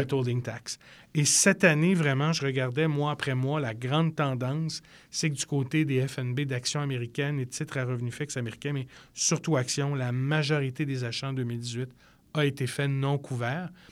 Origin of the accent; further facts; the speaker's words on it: Canada; on est Canadien